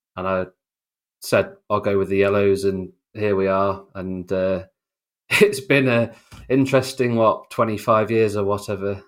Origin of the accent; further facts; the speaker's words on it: York, Yorkshire and the Humber, United Kingdom; also born or lived in Oxford; I was born in Oxford, but, uh, when I was about, I don't know, one, one and a half, we actually moved up to York